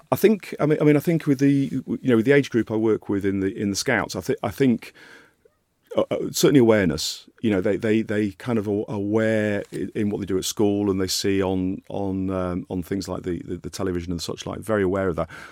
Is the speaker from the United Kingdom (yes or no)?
yes; Yorkshire and the Humber, United Kingdom; moved away; I grew up in Yorkshire